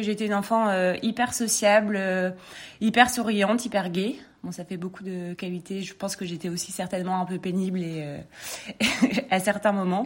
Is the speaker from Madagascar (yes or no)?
no; Lille, Hauts-de-France, France; moved away as an adult; now in Paris, France; je viens de Lille, j'ai grandi à Lille, j'ai fait mes études euh, là-bas